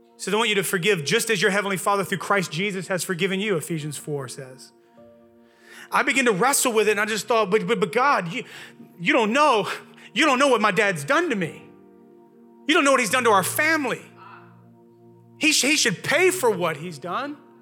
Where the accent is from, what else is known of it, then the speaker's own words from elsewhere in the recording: Louisiana, United States; accent: Southern; moved away; I'm from Louisiana originally